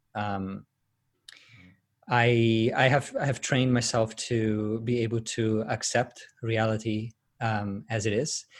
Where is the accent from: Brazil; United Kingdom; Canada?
Brazil; moved away as an adult; now in Sydney, Australia; I was, uh, born and raised in Brazil, but, uh, migrated to Sydney eight years ago.